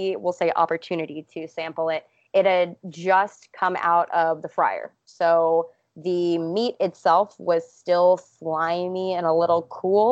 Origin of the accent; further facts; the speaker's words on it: Georgia, United States; moved away; also born or lived in Los Angeles; I was born in Georgia and raised with extreme manners